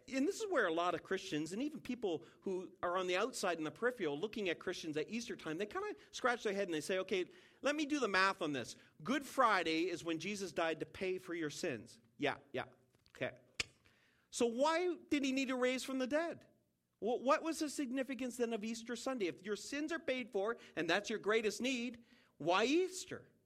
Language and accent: English; Saint John, New Brunswick, Canada; I'm from St. John, New Brunswick.